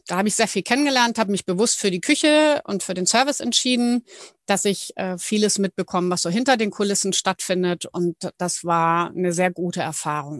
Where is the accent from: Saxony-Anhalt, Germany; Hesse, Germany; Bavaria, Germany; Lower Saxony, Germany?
Bavaria, Germany; Ismaning; moved away as an adult; also born or lived in Munich; now in Hallig Hooge, Germany; ursprünglich oder eigentlich komme ich aus München. Ich bin eine gebürtige Münchnerin